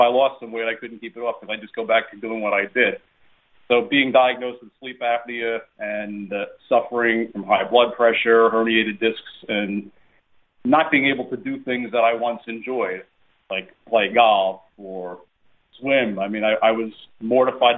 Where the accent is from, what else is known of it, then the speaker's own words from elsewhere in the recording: New York, United States; now in Florida, United States; We were Italian-American growing up in New York